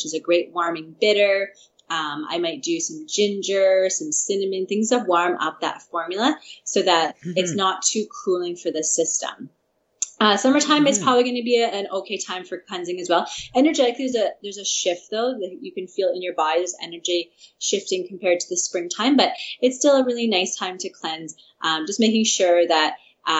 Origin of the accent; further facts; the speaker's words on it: Saskatchewan, Canada; I'm from Saskatchewan, so I have, my dad's actually a farmer, and I have a lot of connection with farmers there